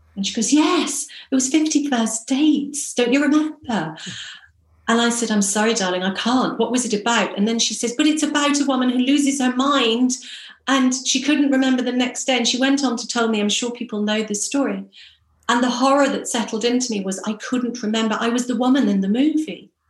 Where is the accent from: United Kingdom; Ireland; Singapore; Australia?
Ireland; Ireland, my home country